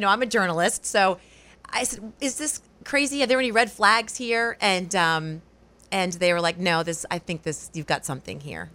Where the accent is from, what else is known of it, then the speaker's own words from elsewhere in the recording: Rhode Island, United States; moved away as an adult; also born or lived in Wausau, Wisconsin; now in Portland, United States; I'm from Rhode Island originally